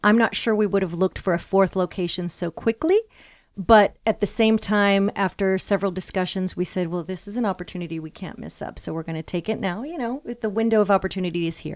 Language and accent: English; Los Angeles, California, United States; also born or lived in Latin America / Europe; now in Chicago, United States; I'm actually from Los Angeles, California.